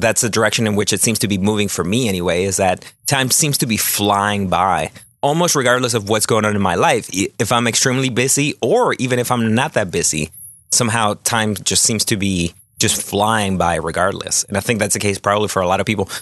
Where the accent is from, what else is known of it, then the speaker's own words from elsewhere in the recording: Chile; moved away; my home country of Chile